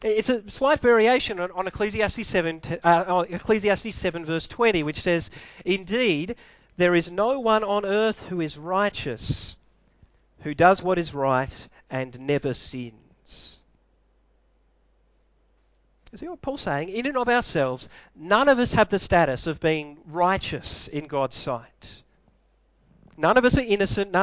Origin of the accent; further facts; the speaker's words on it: Melbourne, Victoria, Australia; I was born in Melbourne